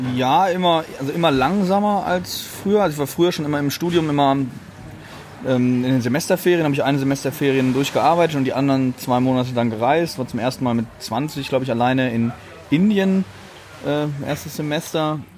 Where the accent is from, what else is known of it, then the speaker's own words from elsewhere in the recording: Germany; soy de Alemania. Ich bin aus Deutschland